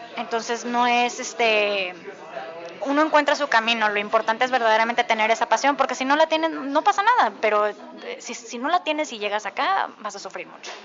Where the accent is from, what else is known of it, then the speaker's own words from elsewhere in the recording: Mexico; now in New York, United States; si ya saben que soy mexicana